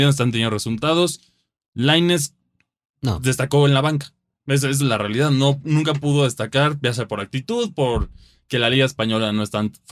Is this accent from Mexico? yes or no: yes; Mexico; como mexicano